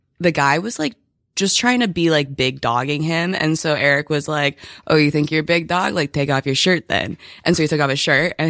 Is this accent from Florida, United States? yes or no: no; San Diego, California, United States; moved away as an adult; now in New York, United States; I'm from San Diego. I moved back home for like a year and some change after college, and then I moved here in September of 2019